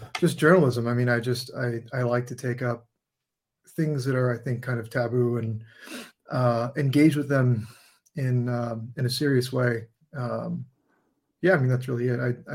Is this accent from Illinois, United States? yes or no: no; San Diego, California, United States; I grew up in San Diego, California